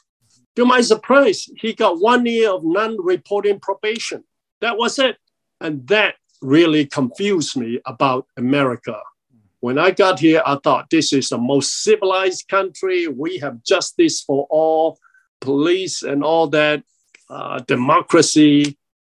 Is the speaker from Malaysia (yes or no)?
yes; Malaysia; moved away as an adult; also born or lived in Chicago, Illinois; now in United States; I came from Malaysia now. It used to be British Borneo